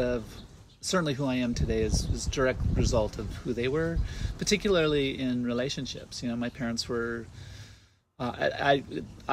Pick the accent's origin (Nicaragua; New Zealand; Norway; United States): United States; Southern California; also born or lived in San Diego, California / Los Angeles, California; I was born here, and then I was raised in the mountains of Southern California, here, not too far